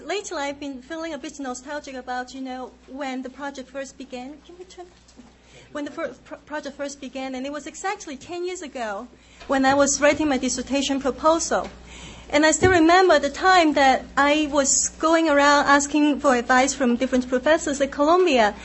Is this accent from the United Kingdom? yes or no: no; Hong Kong; moved away; I grew up in Hong Kong